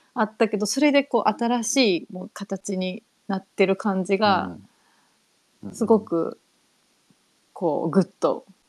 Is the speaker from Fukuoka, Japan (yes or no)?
yes; Omuta, Fukuoka, Japan; moved away; 私の実家が福岡県の大牟田市